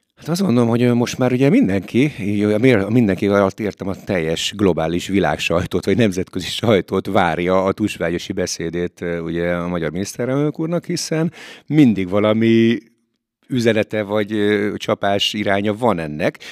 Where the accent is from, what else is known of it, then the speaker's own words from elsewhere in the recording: Hungary; mikor költöztem ki Magyarba